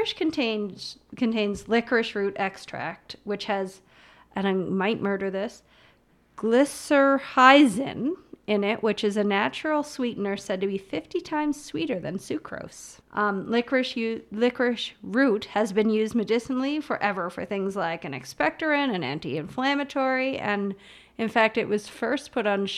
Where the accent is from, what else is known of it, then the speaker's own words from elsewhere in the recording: Canada; being Canadian.